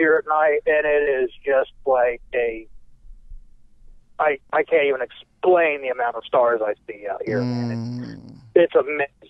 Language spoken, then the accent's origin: English; Indianapolis, Indiana, United States; moved away; also born or lived in Brown County, Indiana / Willits, California; growing up as a kid, growing up in Indianapolis